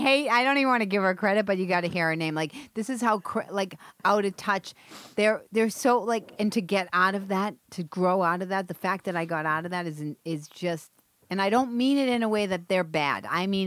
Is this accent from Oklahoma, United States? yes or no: no; Boston, Massachusetts, United States; moved away; I'm from Marblehead, right? Savin Hill, which is a neighborhood inside of Dorchester.